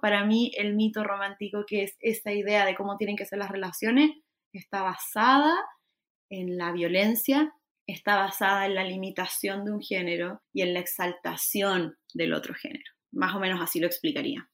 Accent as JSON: {"language": "Spanish", "country": "Chile", "said": "estoy como muy chilena hoy, hoy y siempre"}